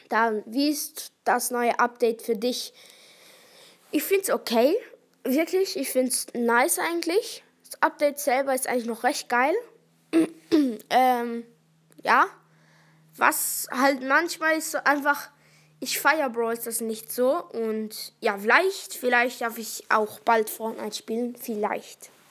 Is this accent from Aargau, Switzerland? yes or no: no; Thurgau, Switzerland; accent: Thurgau dialect; Ja, ich habe vielleicht den Thurgauer Dialekt, aber ich wohne nicht dort.